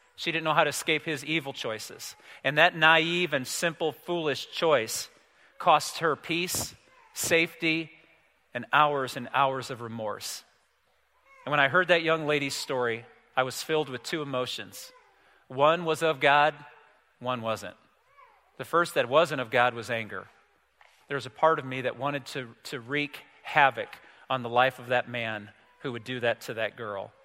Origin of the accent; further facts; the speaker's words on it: United States; I'm an American male